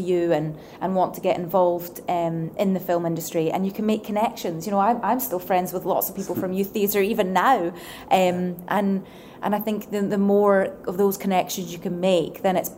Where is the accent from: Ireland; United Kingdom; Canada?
United Kingdom; Edinburgh, Scotland; when I was growing up in Edinburgh